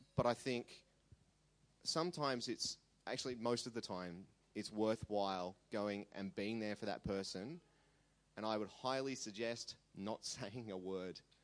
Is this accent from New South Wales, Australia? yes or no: yes; Sydney, New South Wales, Australia; also born or lived in Armidale, New South Wales; I was raised on the North Shore in Sydney.